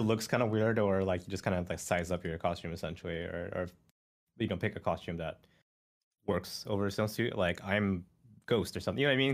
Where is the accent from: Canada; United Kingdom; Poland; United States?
Canada; born or raised there